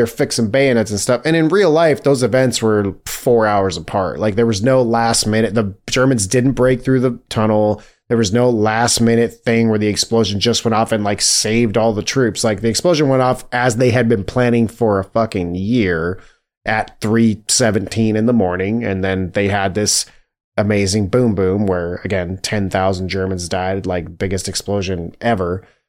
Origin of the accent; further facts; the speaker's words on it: United States; we're American.